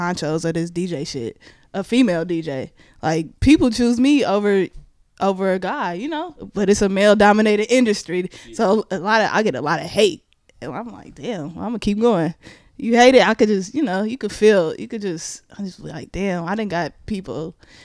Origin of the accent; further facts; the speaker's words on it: Richmond, California, United States; I'm from Richmond too